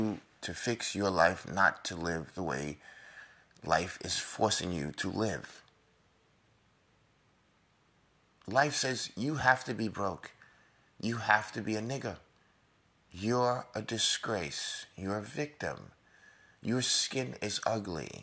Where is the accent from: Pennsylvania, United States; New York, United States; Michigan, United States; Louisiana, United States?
New York, United States; I'm a New Yorker